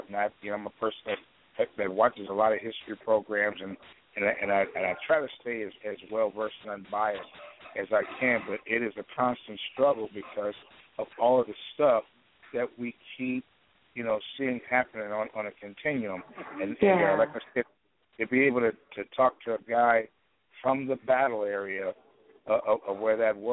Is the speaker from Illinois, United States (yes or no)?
yes; Chicago, Illinois, United States; now in Portland, United States; I'm from Chicago